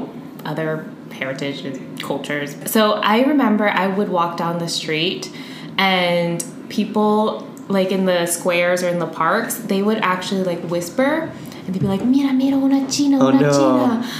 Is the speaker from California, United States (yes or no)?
no; Virginia, United States; accent: American; moved away as an adult; now in Madrid, Spain; I am from Virginia in the United States, and I've been in Spain collectively for, I think it's about 4.5 years.